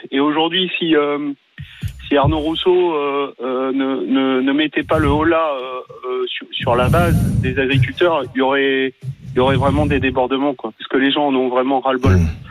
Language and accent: French; Paris, Île-de-France, France; moved away